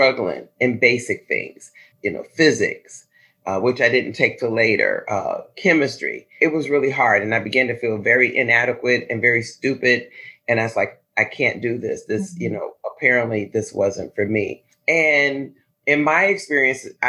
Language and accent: English; Chicago, Illinois, United States; As a kid, I grew up in the Inglewood community of Chicago